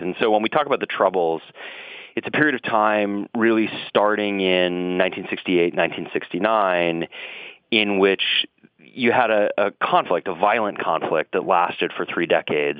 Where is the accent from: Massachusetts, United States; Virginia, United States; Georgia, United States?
Massachusetts, United States; Boston; When I was growing up in Dorchester and Boston